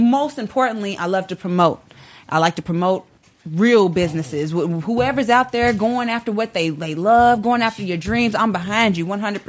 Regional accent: Kentucky, United States; moved away as an adult; I'm straight from Kentucky.

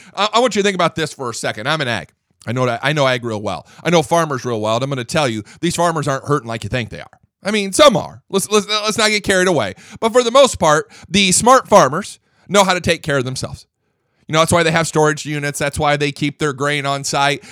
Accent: Angola, Indiana, United States; also born or lived in Fort Wayne, Indiana; I grew up in Angola, Indiana, which is about, uh, thirty-five miles north and east of Fort Wayne.

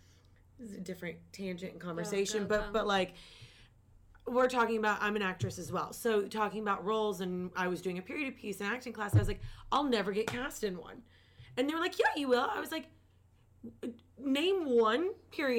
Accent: Kentucky, United States; moved away; I'm from Kentucky

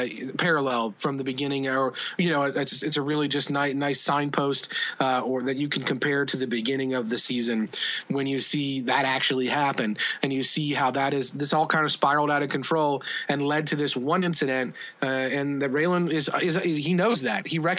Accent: Midwest, United States; People in the South would accuse us of being Northern. Most people say I'm from the Midwest.

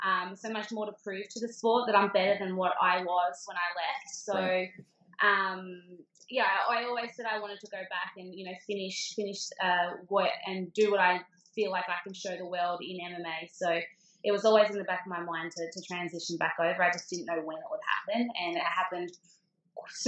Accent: Australia; being an Australian girl

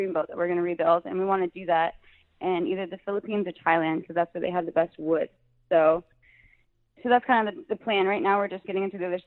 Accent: Anderson, Indiana, United States; moved away as an adult; my parents live at the house that I grew up in since I was born in Anderson, Indiana.

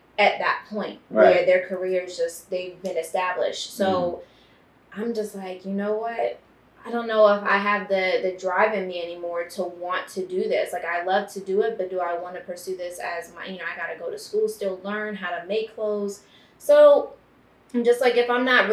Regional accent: Baltimore, Maryland, United States; now in Los Angeles, United States; I'm from Baltimore, Maryland

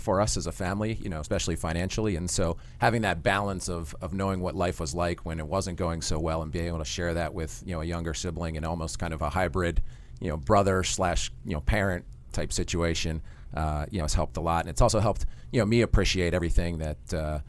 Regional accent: Haddonfield, New Jersey, United States; From Haddonfield, New Jersey, small town just over the bridge from Philadelphia

